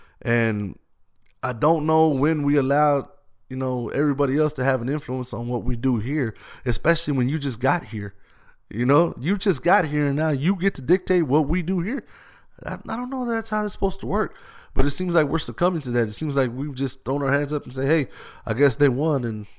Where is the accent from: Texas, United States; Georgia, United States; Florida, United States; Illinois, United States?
Texas, United States; Austin; I've been here since I was born. Breckenridge, where I grew up, where I was born, that was the only hospital we knew about